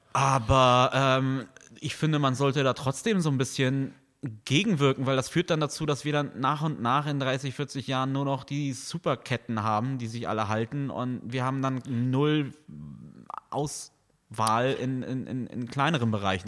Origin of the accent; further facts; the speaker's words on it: Neumünster, Schleswig-Holstein, Germany; now in Kiel, Germany; in der wunderschönen Stadt Neumünster, wo ich aufgewachsen bin